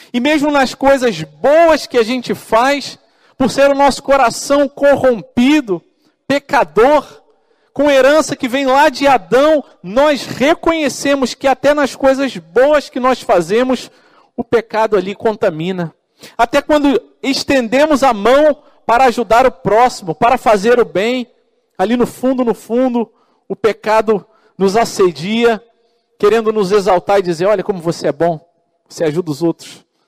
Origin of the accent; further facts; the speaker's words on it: Rio de Janeiro, Brazil; eu sou do Rio de Janeiro